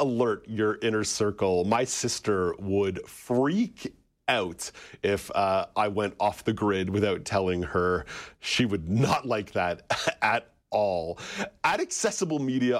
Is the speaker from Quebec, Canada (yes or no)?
yes; Montreal, Quebec, Canada; Growing up in Montreal